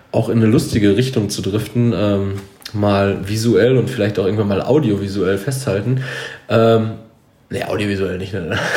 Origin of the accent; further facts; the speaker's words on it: North Rhine-Westphalia, Germany; Wir, wir kommen halt natürlich aus dem Herzen des Ruhrgebiets